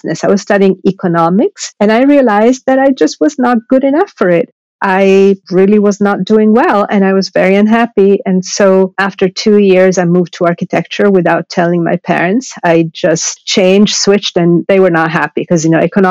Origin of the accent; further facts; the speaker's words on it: Milan, Lombardy, Italy; also born or lived in Sardinia; now in New York, United States; I was brought up in Milan